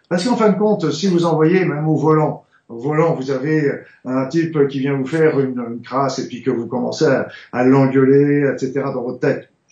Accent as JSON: {"language": "French", "country": "France", "said": "je suis français"}